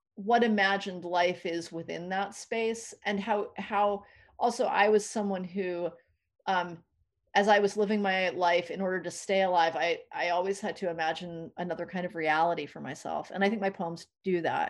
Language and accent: English; New England, United States; moved away; also born or lived in New York / San Francisco Bay Area / Los Angeles; I didn't grow up in California, I grew up in New England, and then I lived in New York for a long time